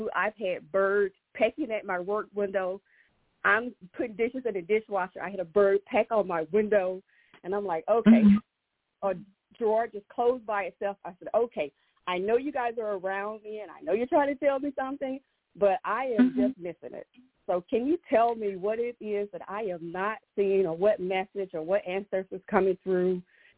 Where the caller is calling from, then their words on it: Georgia, United States; Okay, I'm calling in from Georgia.